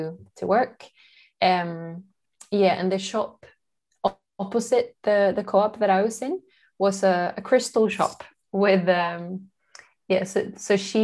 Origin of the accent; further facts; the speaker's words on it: Sweden; I'm from Sweden